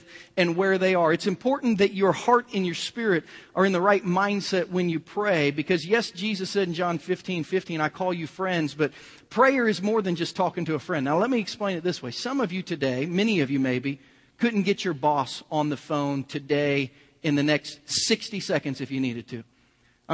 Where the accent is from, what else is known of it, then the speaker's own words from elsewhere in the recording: Kansas City, United States; we're from Kansas City